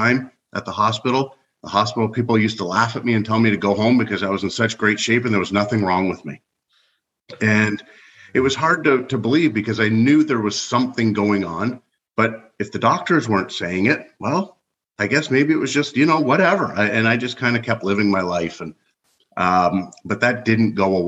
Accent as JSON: {"language": "English", "country": "Canada", "tie": "born or raised there", "also_born_or_lived": "Ohio, United States", "moved": "as an adult", "lives_now": "United States", "said": "I was born and raised in Canada. Now I reside in the United States"}